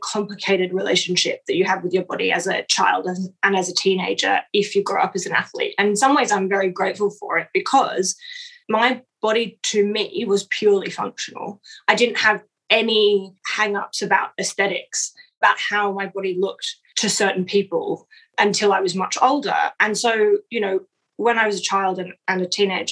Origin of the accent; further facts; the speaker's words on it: Sydney, New South Wales, Australia; moved away; I grew up in Sydney and most of my best friends are there